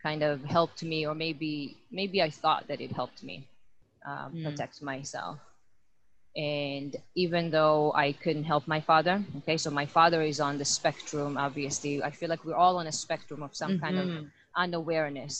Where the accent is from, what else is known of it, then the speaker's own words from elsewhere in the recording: Israel; I'm born and raised in Israel